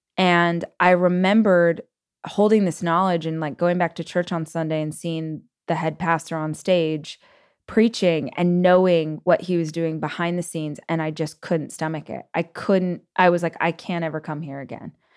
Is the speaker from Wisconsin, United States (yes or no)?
no; Bakersfield, California, United States; moved away as an adult; also born or lived in Los Angeles; I did move from my hometown of Bakersfield to Los Angeles, but I lived in the same state for all of those years